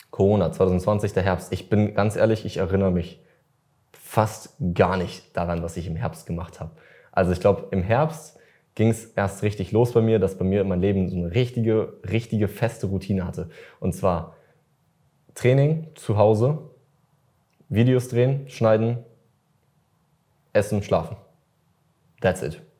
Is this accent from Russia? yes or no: yes; Russia; okay, ich bin Russe, alle erwarten von mir, dass ich trinke, ich bin jetzt 16 scheiß drauf.